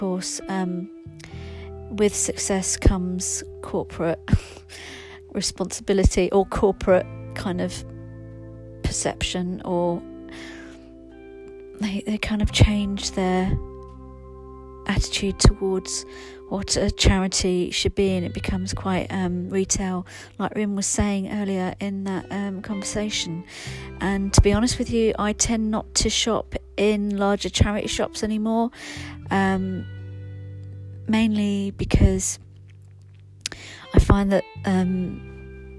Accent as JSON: {"language": "English", "region": "London", "country": "United Kingdom", "said": "As a Londoner myself"}